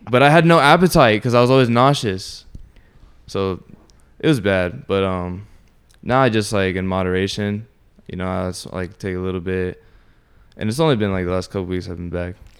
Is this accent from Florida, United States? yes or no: yes; Orlando, Florida, United States; also born or lived in Sanford; born and raised in Orlando